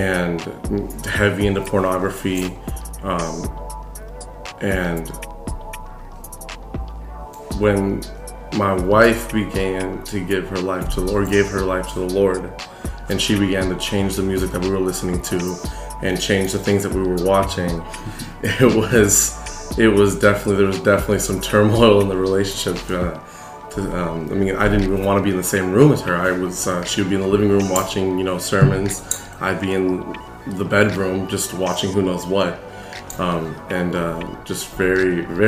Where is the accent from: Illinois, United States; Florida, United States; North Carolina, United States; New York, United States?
Illinois, United States; Champaign; I grew up in Champaign, Illinois for my whole life.